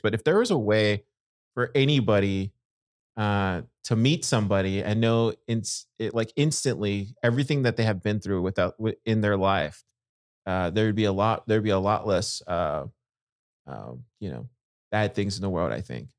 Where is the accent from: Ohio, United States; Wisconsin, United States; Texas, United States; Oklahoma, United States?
Texas, United States; Corpus Christi; I grew up in, in Corpus